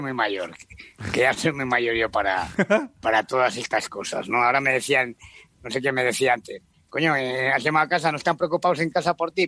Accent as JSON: {"language": "Spanish", "country": "Spain", "said": "como ciudadanos españoles"}